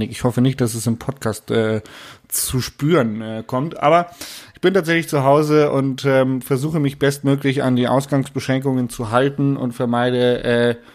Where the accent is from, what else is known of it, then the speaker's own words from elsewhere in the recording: Munich, Bavaria, Germany; sondern als Münchner.